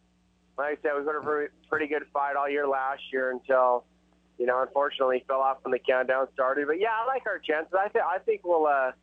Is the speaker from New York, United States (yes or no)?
no; Indianapolis, Indiana, United States; Indy last year was the most special for me. That's my hometown.